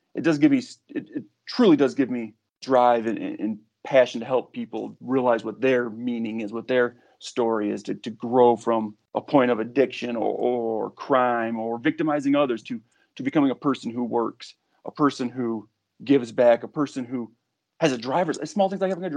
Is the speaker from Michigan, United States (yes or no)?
yes; Kalamazoo, Michigan, United States; moved away as an adult; also born or lived in Texas; born and raised in Kalamazoo